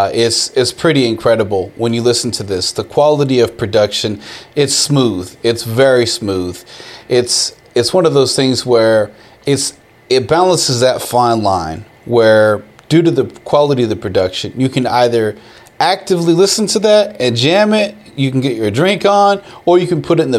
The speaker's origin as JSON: {"language": "English", "town": "Austin", "region": "Texas", "country": "United States", "tie": "born or raised there", "also_born_or_lived": "Houston", "said": "being an Austin boy, growing up in Austin, Texas"}